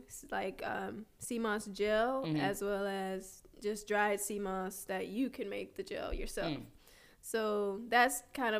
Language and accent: English; Nashville, Tennessee, United States; born there; also born or lived in Atlanta; So yeah, I was born in Nashville, Tennessee.